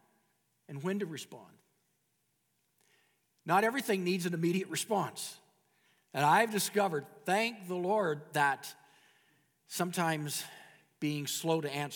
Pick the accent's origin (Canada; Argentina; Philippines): Canada